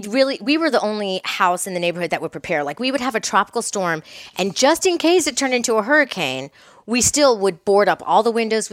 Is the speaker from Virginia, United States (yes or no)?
no; Miami, Florida, United States; moved away; Because I'm from Miami.